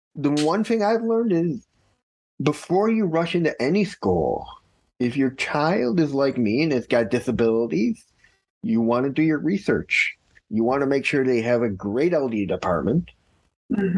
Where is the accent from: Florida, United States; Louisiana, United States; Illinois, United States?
Illinois, United States; Chicago; also born or lived in Skokie, Illinois; I grew up in Chicago, Illinois. Actually, I was born in Skokie, Illinois, but I grew up in Chicago, Illinois.